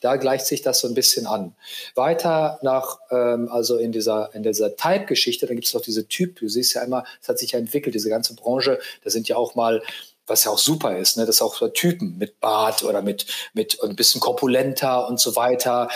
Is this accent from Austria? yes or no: no; Aalen, Baden-Württemberg, Germany; in meinem kleinen Kaff, wo ich herkomme, nämlich Aalen hieß